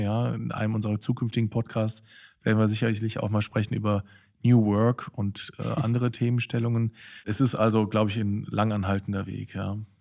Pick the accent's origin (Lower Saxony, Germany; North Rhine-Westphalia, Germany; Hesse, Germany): North Rhine-Westphalia, Germany; Cologne; moved away as an adult; also born or lived in Berlin; in Köln, in meiner alten Heimatstadt